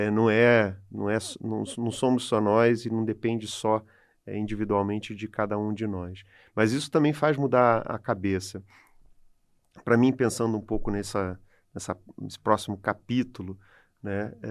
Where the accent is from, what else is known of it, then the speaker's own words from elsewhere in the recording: Brazil; E aí, enfim, a gente é brasileiro, a gente sabe das deficiências que o país tem, das limitações é, que existem.